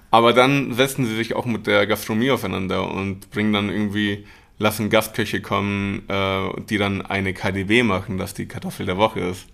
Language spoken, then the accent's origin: German; Munich, Bavaria, Germany; born or raised there; also born or lived in Mexico / Buenos Aires, Argentina